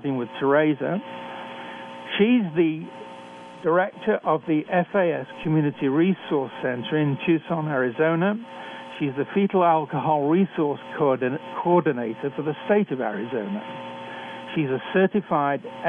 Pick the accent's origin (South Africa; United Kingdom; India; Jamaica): United Kingdom; accent: British; moved away as an adult; also born or lived in Canada